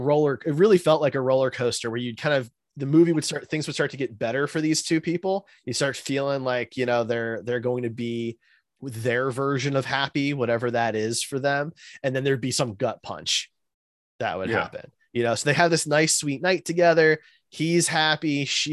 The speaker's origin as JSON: {"language": "English", "region": "Midwest", "country": "United States", "tie": "born or raised there", "said": "Maybe I'm naive and sheltered because I grew up in the Midwest"}